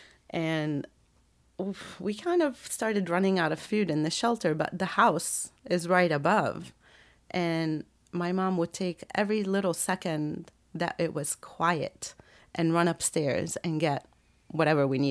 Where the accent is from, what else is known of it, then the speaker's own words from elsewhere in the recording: Lebanon; moved away; I'm American, though I really totally consider myself Lebanese